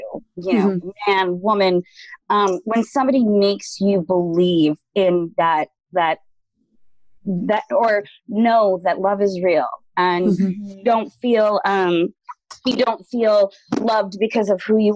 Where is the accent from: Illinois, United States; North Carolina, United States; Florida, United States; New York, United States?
New York, United States; I'm from New York